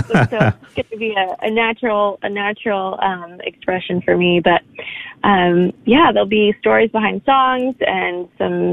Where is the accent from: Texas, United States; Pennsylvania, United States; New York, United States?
New York, United States; I was born in Manhattan. That's kind of my home